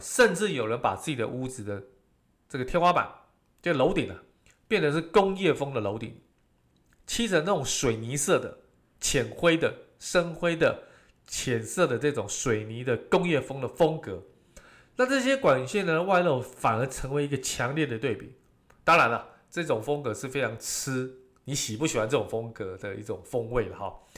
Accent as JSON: {"language": "Chinese", "country": "Taiwan", "said": "我们台湾人的一个习俗"}